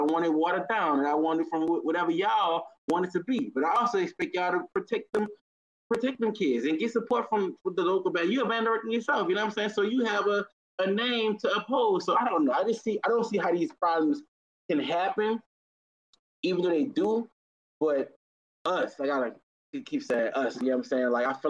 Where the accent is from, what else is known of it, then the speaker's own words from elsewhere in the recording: New Orleans, Louisiana, United States; I'm from New Orleans